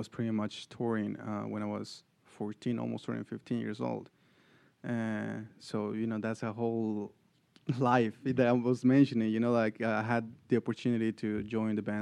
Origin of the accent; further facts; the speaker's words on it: Bolivia; moved away as an adult; now in Atlanta, United States; I was raised in Bolivia, but then I came all my adult life here.